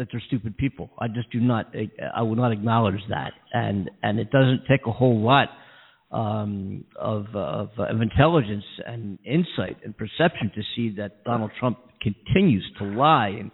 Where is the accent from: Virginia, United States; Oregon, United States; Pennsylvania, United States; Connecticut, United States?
Pennsylvania, United States; Philadelphia; now in California, United States; I grew up there in Philly